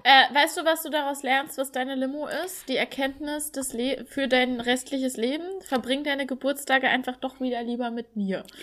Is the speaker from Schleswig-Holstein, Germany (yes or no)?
no; Thuringia, Germany; ich komme aus Thüringen